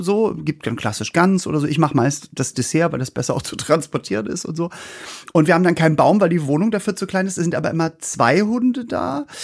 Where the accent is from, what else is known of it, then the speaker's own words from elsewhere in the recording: Norderstedt, Schleswig-Holstein, Germany; wir kommen ja aus Norderstedt bei Hamburg